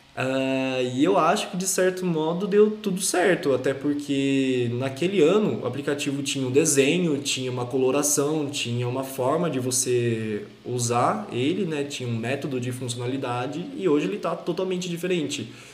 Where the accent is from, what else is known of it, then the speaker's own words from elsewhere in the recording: Brotas, São Paulo, Brazil; Brotas, minha cidade natal